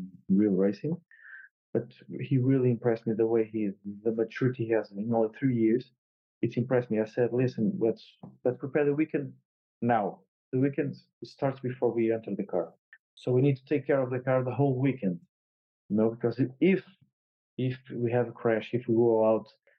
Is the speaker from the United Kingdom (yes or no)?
no; Portugal; I won in touring cars in Estoril, my home country